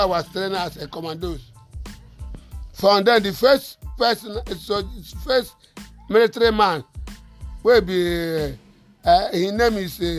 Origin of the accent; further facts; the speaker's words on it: Enugu, Enugu State, Nigeria; I'm from Enugu. I go on Asia. Water works. I come back. I go Oka, where I get this wound.